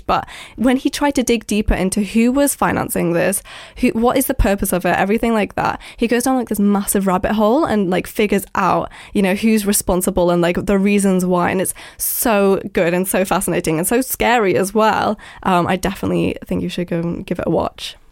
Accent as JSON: {"language": "English", "country": "Isle of Man", "moved": "yes", "lives_now": "London, United Kingdom", "said": "I live in London, but I'm from the Isle of Man"}